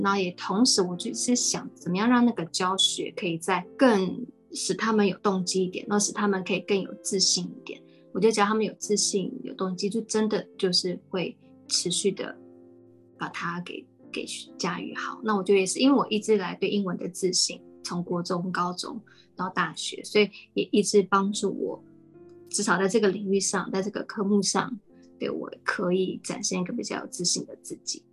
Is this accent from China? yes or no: no; Taiwan; also born or lived in United States; 他们也都一样跟我小时候在美国，那回到台湾